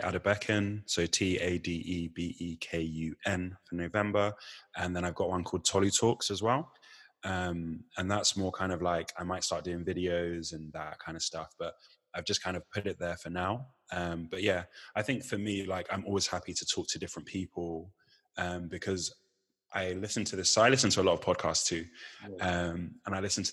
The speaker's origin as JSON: {"language": "English", "town": "Chichester", "region": "South East England", "country": "United Kingdom", "tie": "born or raised there", "said": "I grew up in West Sussex. I went to school in West Sussex in Chichester"}